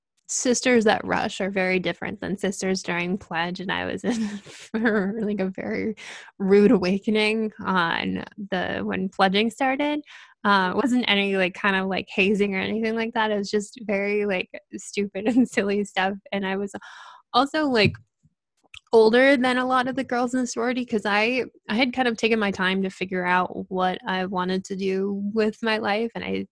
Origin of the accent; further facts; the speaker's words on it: Connecticut, United States; moved away as an adult; And then when I transferred, I moved from Connecticut to Boston, and it was like this whole new experience in a city